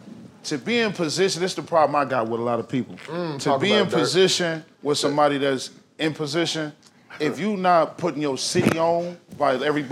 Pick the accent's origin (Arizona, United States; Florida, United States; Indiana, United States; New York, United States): Indiana, United States; South Bend; now in Indianapolis, United States; I'm an outsider. I'm from South Bend.